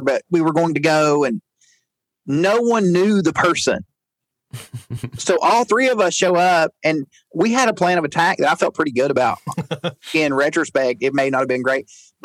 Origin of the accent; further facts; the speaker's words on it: Chattanooga, Tennessee, United States; I grew up in Chattanooga.